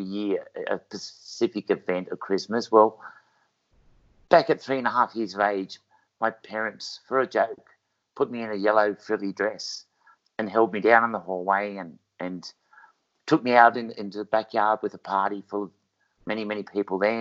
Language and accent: English; Wagga Wagga, New South Wales, Australia; I was born in Wagga Wagga, New South Wales, as a boy